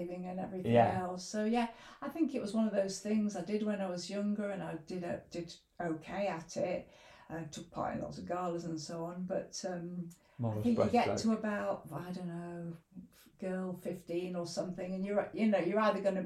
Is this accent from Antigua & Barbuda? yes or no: no; Leicester, East Midlands, United Kingdom; moved away as an adult; also born or lived in Sheffield; now in Grindleford, United Kingdom; I grew up in Leicester, but essentially I came to university in Sheffield